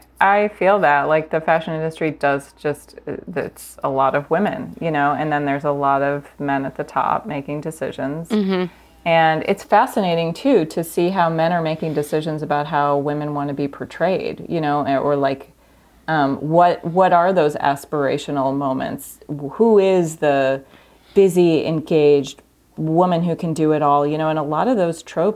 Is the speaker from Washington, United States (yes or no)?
no; Missouri, United States; And I grew up in the Midwest outside of St. Louis. And, you know, it was like a bit of a cultural wasteland.